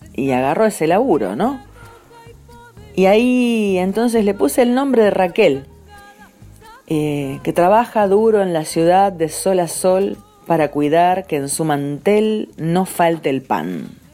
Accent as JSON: {"language": "Spanish", "town": "San Nicolás de los Arroyos", "region": "Buenos Aires Province", "country": "Argentina", "tie": "born or raised there", "said": "nací en San Nicolás"}